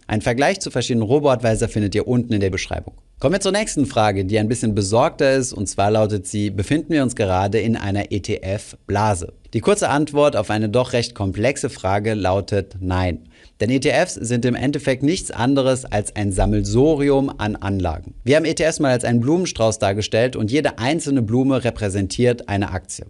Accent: Germany; bei uns in Deutschland

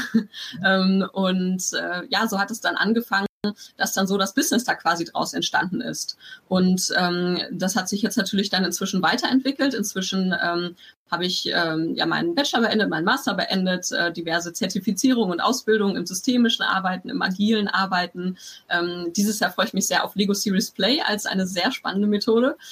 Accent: Bielefeld, North Rhine-Westphalia, Germany; moved away as an adult; also born or lived in Stuttgart / Tübingen; ich komme aus Bielefeld ursprünglich

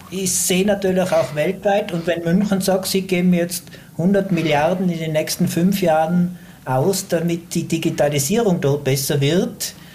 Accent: Tyrol, Austria; Aber als Tiroler haben wir natürlich auch die Chance.

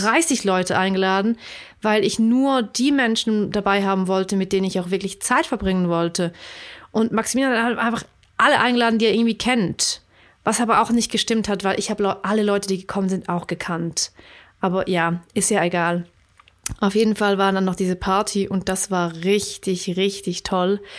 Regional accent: Switzerland

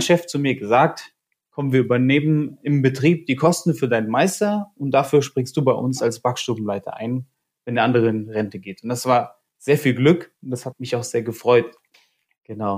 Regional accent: Kassel, Hesse, Germany; moved away as an adult; now in Cologne, Germany; ich habe meine Ausbildung gemacht, da wo ich herkomme, in Kassel

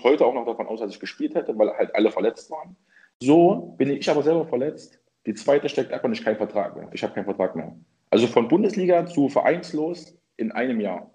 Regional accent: Leipzig, Saxony, Germany; Ich bin gebürtiger Leipziger

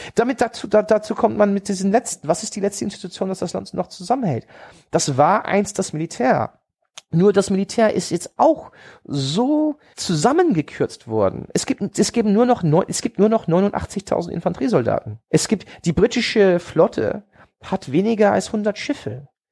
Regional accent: Hanover, Lower Saxony, Germany; also born or lived in Oxford; Ich, ich, ich sah mich als Hannoveraner, weil das ist meine Heimatstadt

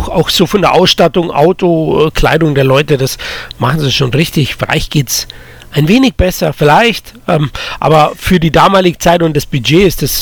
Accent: Munich, Bavaria, Germany; Ist jetzt zum Beispiel von mir, ich komme ja aus

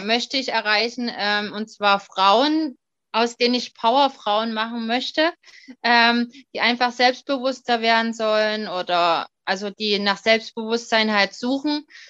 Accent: Dresden, Saxony, Germany; ich komme aus dem Raum Sachsen, beziehungsweise genauer Dresden

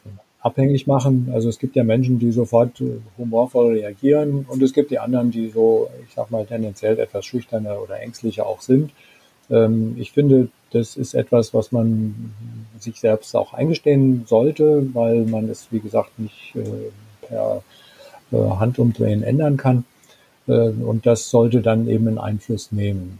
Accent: Germany; bei uns in Deutschland

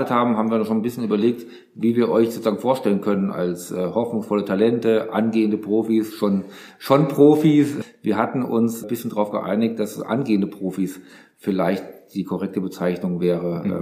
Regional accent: Hesse, Germany; Also ich komme so halbwegs aus der Nähe von Aschaffenburg, ich komme aber aus Hessen

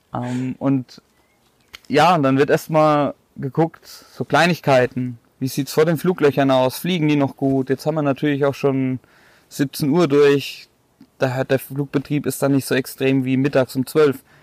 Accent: Bad Neustadt an der Saale, Bavaria, Germany; now in Waldfenster, Germany; 32 Jahre alt, komme aus Bad Neustadt

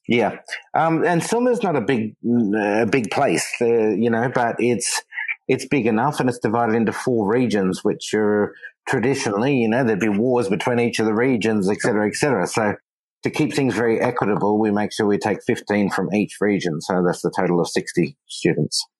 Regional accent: Australia; moved away; I'm Australian from Australia

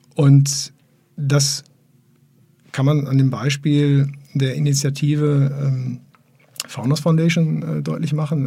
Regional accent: Essen, North Rhine-Westphalia, Germany; now in Bielefeld, Germany; ich bin ja tatsächlich auch kein gebürtiger Bielefelder, sondern ich komme ja aus Essen. Ich bin ja aus dem Ruhrpott

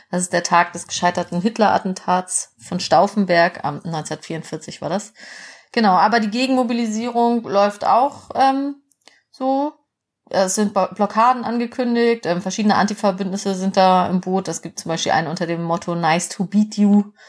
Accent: West Germany, Germany; Mir als Wessi

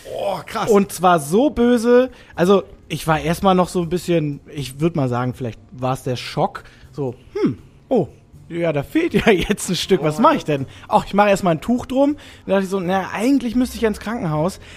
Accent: near Stuttgart, Baden-Württemberg, Germany; also born or lived in Rhineland (family roots); now in Hamburg, Germany; aufgewachsen bin ich im Süden, äh, bei Stuttgart.

